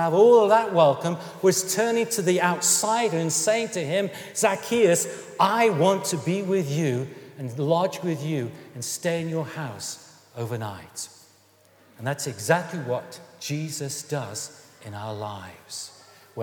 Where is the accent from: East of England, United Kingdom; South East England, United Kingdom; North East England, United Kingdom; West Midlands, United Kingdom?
West Midlands, United Kingdom; Stoke-on-Trent; I come from Stoke-on-Trent, and I come from a working-class background.